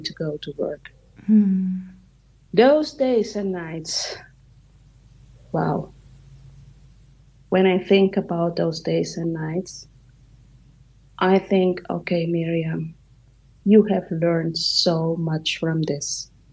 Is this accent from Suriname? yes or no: yes; Suriname; moved away; my home country in Suriname, South America